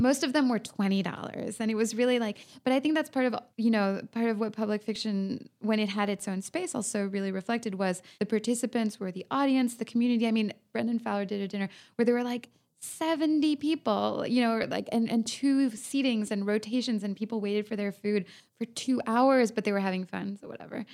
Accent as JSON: {"language": "English", "country": "France", "moved": "yes", "lives_now": "Los Angeles, United States", "said": "I'm from France"}